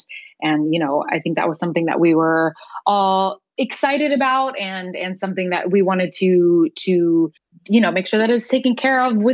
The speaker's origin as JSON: {"language": "English", "town": "Norfolk", "region": "Virginia", "country": "United States", "tie": "born or raised there", "said": "So I grew up going to this, like, you know, old school, like vintage movie theater, in my hometown in Norfolk, Virginia"}